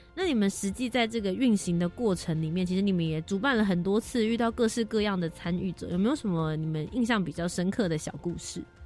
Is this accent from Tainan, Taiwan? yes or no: no; Taipei, Taiwan; also born or lived in Kaohsiung; 我是高雄出生，然后后来到台北这边来长大工作的